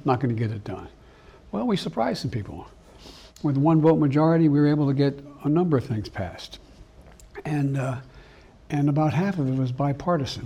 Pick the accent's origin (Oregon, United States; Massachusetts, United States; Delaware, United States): Delaware, United States; Claymont; also born or lived in Scranton, Pennsylvania; a lot of the guys I grew up with in Claremont, Delaware, and Scranton, Pennsylvania